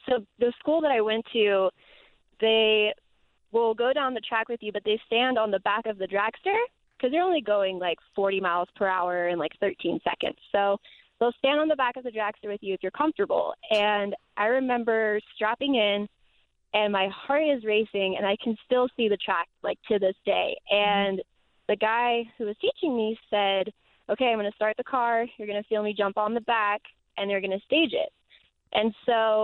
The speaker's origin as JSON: {"language": "English", "town": "San Diego", "region": "California", "country": "United States", "said": "I'm from San Diego, California"}